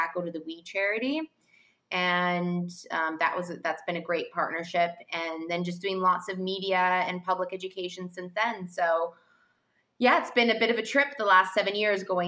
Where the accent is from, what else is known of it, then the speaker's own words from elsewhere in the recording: Vancouver, British Columbia, Canada; moved away as an adult; also born or lived in Toronto / France / London / New York; And I grew up in Vancouver in Canada, actually.